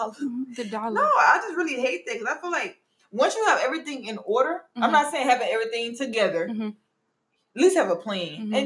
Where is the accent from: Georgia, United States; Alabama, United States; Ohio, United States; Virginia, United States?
Georgia, United States; Atlanta; Girl, I'm from